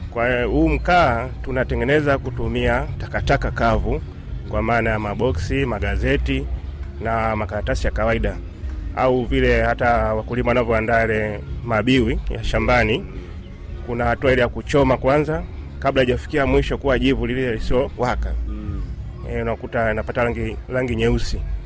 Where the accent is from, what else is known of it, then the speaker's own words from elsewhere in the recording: Dar es Salaam, Tanzania; kule kwetu Dar es